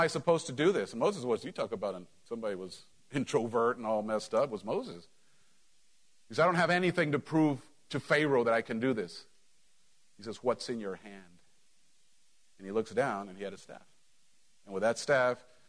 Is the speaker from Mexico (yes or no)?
yes; Mexico; moved away; when I grew up in Mexico